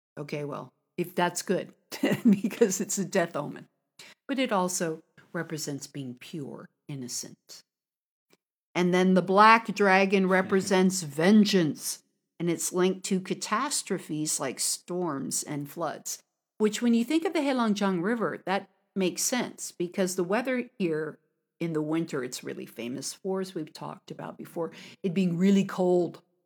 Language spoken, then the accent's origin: English; United States; now in China; from America